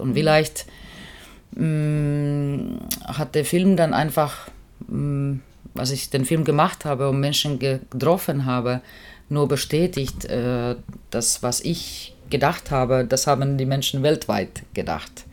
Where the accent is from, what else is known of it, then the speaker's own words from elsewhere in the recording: Finland; German is a second language; moved away as an adult; also born or lived in East Germany; ich bin Finnin und ich komme aus Arbeiterfamilie